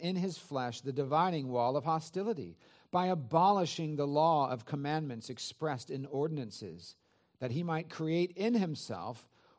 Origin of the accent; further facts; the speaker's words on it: Santa Clara Valley, California, United States; it was exciting to be back in the area that I grew up in the San Francisco Bay Area, Santa Clara Valley.